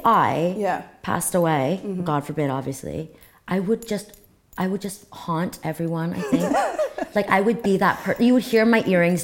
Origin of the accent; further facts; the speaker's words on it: Cyprus; moved away; also born or lived in United States; obviously it's a really small country and that's where I'm from and I'm very proud to be from Cyprus